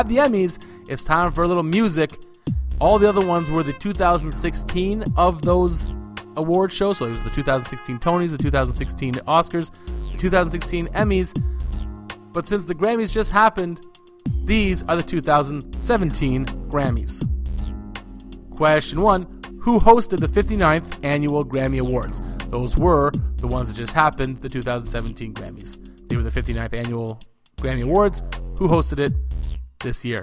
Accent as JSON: {"language": "English", "country": "Canada", "said": "I'm Canadian"}